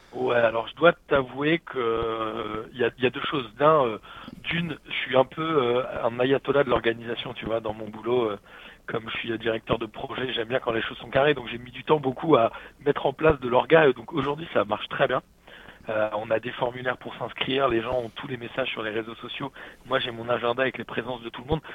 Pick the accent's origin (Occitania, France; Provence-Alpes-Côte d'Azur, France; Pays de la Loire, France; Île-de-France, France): Île-de-France, France; Paris; j'ai grandi à Paris